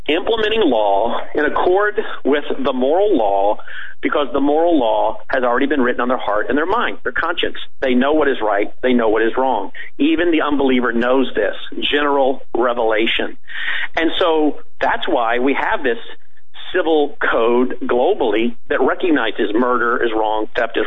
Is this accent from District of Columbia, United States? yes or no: yes; Washington, District of Columbia, United States; I would spent 8 years growing up in Washington, D.C.